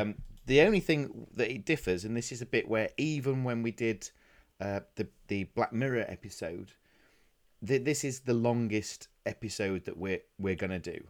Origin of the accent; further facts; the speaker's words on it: Doncaster, Yorkshire and the Humber, United Kingdom; where I'm from in is a place called Doncaster